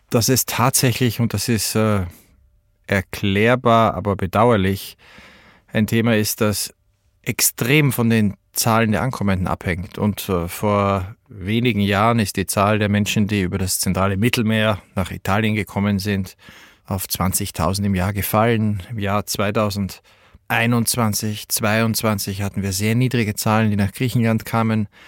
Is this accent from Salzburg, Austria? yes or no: yes; Salzburg, Austria; now in Berlin, Germany; Ich bin in Salzburg geborener Österreicher, der in Berlin lebt